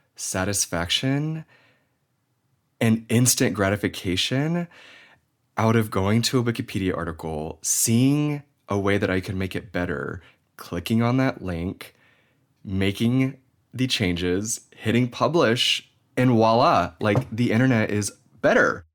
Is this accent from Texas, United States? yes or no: yes; Houston, Texas, United States; now in Portland, United States; I was born in Houston